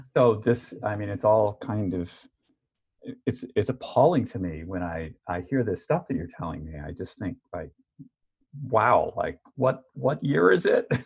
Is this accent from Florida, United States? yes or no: no; New York, United States; moved away; I'm from New York